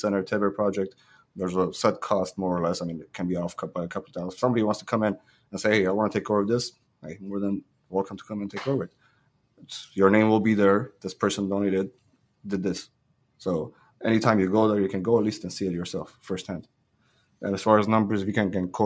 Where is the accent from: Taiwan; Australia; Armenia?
Armenia; Hrazdan, Kotayk; moved away; I was born in Razdan. I go back to Razdan, I feel like I'm home there